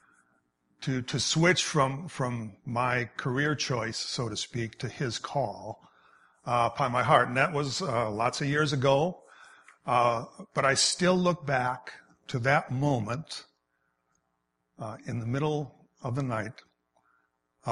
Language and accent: English; Wisconsin, United States; I grew up in Wisconsin